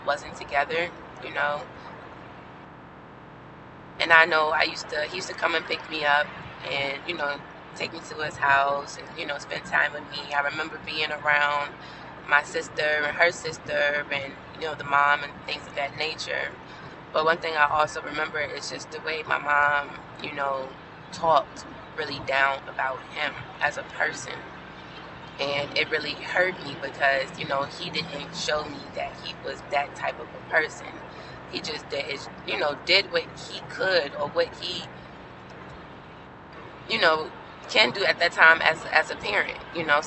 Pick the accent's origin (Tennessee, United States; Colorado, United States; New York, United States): New York, United States; New York City; I grew up in Brooklyn, New York.